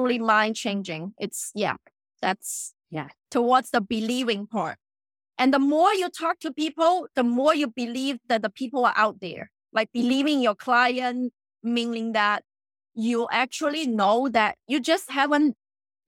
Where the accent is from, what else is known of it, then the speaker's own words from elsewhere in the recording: China; moved away; I grew up in China.